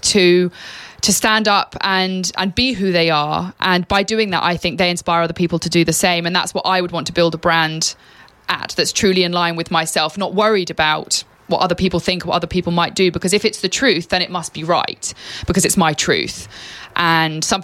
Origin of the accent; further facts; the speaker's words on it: England, United Kingdom; moved away; I am an extremely proud Brit. Absolutely. I've lived abroad and I love being English